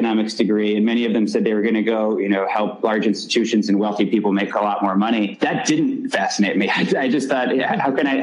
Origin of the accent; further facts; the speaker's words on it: Dallas, Texas, United States; moved away; I grew up in Dallas, Texas